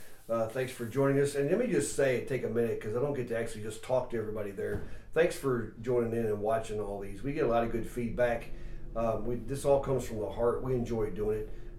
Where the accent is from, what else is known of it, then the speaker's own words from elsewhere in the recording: Ohio, United States; also born or lived in Kentucky; now in northern Michigan, United States; I've only been here going on 8 years. I'm from Ohio originally and did time in Kentucky as well, or did time. I pastored in Kentucky